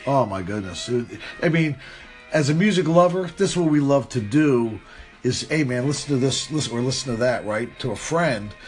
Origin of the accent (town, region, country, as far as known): New London, Connecticut, United States; born or raised there